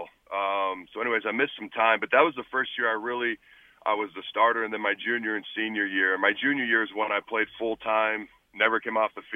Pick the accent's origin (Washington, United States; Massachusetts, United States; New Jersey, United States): Washington, United States; also born or lived in Hastings, Nebraska / Lincoln, Nebraska; I grew up in the state of Washington